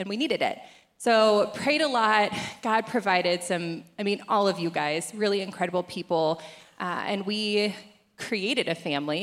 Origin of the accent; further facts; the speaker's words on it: Southern California, United States; moved away as an adult; I am not from here. I'm originally from Southern California, which is where my family is.